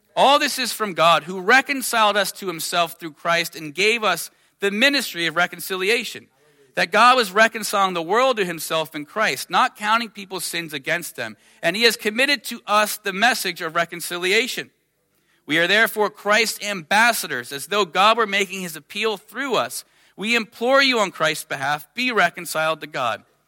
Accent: United States; I'm from America

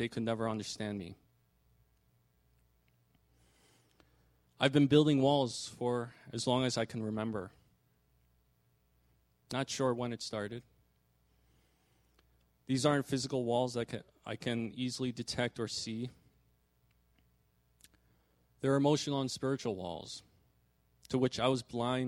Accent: New York metro area, United States; I was born and raised in the New York metro area by my parents, who were immigrants from Korea

